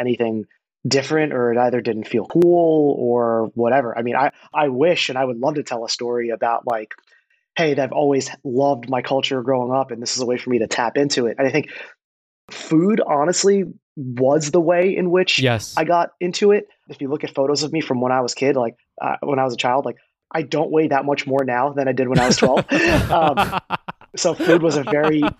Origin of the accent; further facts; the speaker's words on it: New Jersey, United States; where I grew up in Jersey